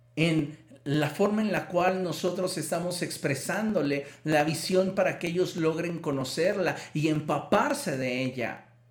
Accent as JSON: {"language": "Spanish", "country": "Mexico", "said": "culturalmente como mexicanos"}